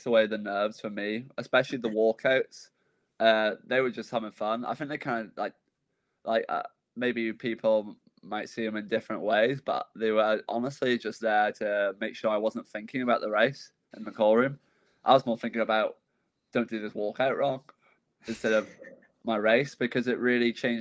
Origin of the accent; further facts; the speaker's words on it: Northern Ireland, United Kingdom; also born or lived in Leeds, England; I was born in England, and I moved over when I was 1 year old to Ireland, so I'm a Northern Ireland resident